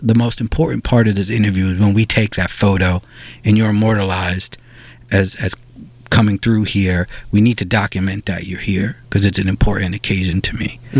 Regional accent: New York City, New York, United States; I'm a New Yorker. I went to high school here. I grew up here.

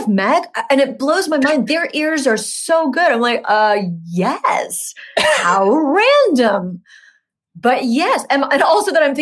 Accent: Huntington Beach, California, United States; moved away; also born or lived in New York City; I'm from Huntington Beach

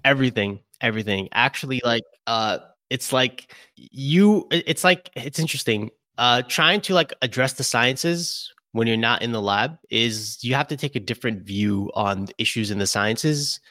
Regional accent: Brooklyn, New York, United States; now in Albany, United States; I'm born and raised in Brooklyn.

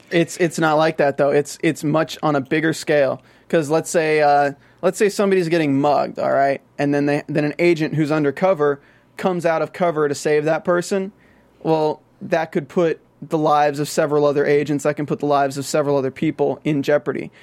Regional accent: the South, United States; accent: Southern; I'm from the South

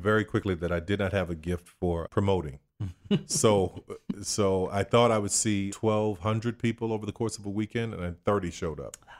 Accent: New Orleans, Louisiana, United States; Born and raised in New Orleans, Louisiana

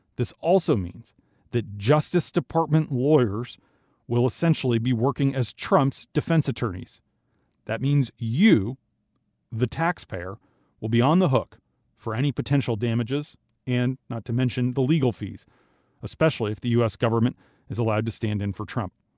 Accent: Minnesota, United States; the University of Minnesota in my home state

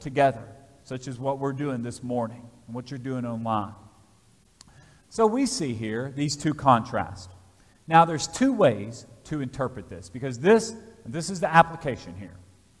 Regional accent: United States; As American citizens, we're a democracy.

